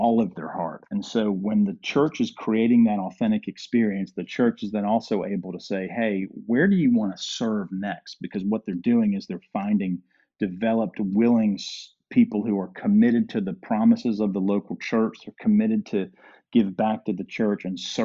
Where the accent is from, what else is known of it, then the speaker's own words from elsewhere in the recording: Durham, North Carolina, United States; moved away as an adult; now in Georgia, United States; when I grew up in Durham